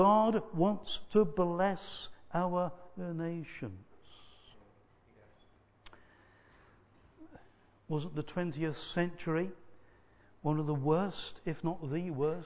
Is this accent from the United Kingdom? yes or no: yes; England, United Kingdom; sometimes I will call myself British because I'm a British person. But sometimes I'm proud to be English rather than, say, Welsh or Scottish or Irish